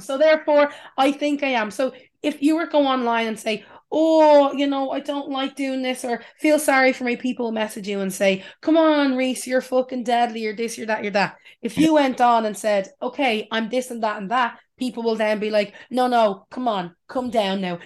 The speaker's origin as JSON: {"language": "English", "country": "Ireland", "said": "us as Irish people"}